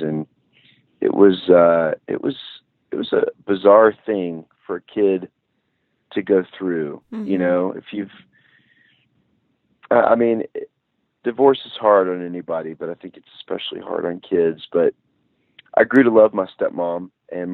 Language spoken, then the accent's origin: English; Nashville, Tennessee, United States; I grew up in Nashville, Music City, so it was very much a part of our family.